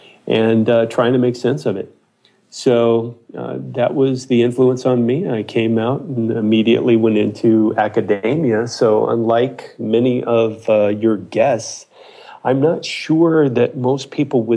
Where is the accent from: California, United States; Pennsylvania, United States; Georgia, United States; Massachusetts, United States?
California, United States; Ojai Valley; also born or lived in Boulder, Colorado; I grew up in the Ojai Valley, about an hour south of here